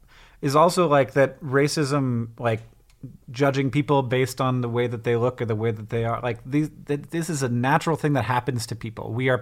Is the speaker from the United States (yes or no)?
no; Netherlands; About half of our clients are Dutch, I'm from the Netherlands